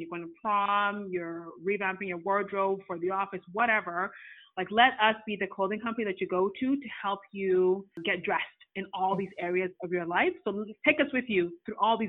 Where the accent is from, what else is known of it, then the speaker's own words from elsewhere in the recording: Ghana; now in Canada; I'm Ghanaian